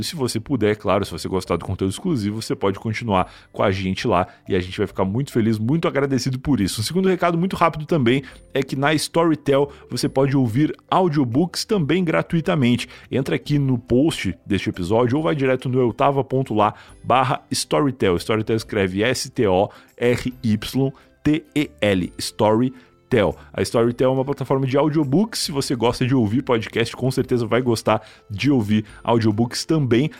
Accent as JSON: {"language": "Portuguese", "region": "Rio Grande do Sul", "country": "Brazil", "moved": "yes", "said": "eu sou gaúcho e lá no Sul"}